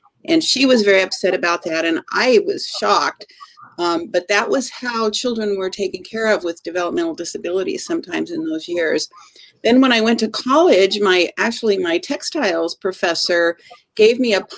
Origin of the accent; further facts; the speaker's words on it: Eastern Washington, United States; I grew up in Eastern Washington, and my father was a scientist at Hanford